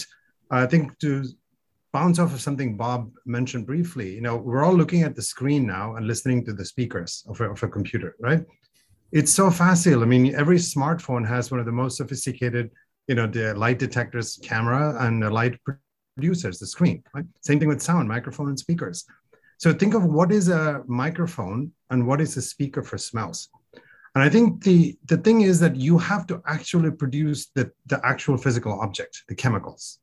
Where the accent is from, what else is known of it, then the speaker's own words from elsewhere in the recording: India; moved away; I grew up in India